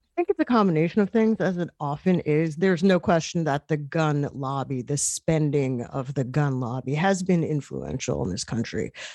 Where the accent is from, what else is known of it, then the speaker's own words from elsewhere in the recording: New York, United States; as a New Yorker, I covered Mayor Michael Bloomberg